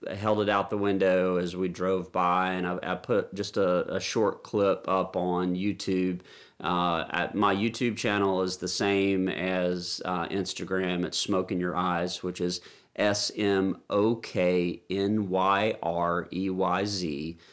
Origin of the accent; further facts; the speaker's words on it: Nashville, Tennessee, United States; we're from Nashville, Music City